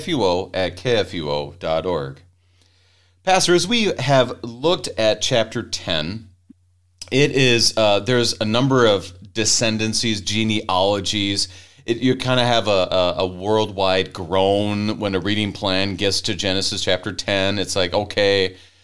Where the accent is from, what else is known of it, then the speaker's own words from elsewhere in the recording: Minnesota, United States; accent: Minnesota; I blame my Minnesota accent